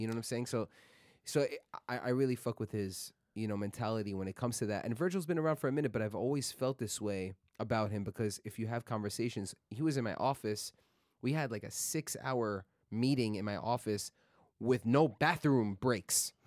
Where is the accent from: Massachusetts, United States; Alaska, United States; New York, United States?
New York, United States; New York City; I was born in Queens, grew up in Queens